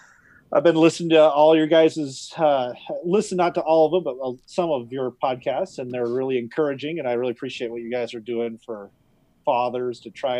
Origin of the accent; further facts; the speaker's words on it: Sheridan, Wyoming, United States; moved away as an adult; also born or lived in China; now in Casper, United States; we came back to my hometown, Sheridan